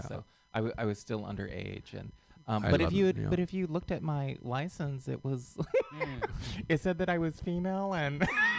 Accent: Oklahoma, United States; moved away as an adult; also born or lived in San Francisco; I grew up in Oklahoma and within the Chickasaw Nation's boundaries.

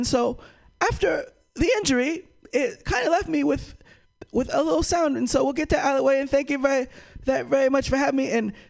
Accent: United States; for me, I am from the United States. I represent the United States

